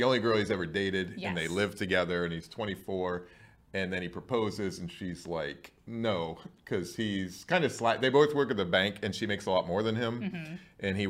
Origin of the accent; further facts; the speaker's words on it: Bellville, Ohio, United States; moved away as an adult; also born or lived in Dublin, Ohio / Columbus, Ohio; now in St. Louis, United States; Belleville, Ohio. Just south of Maine. Nobody knows where that is. Just up 71. 2.5 hours from Cincinnati, I'd say.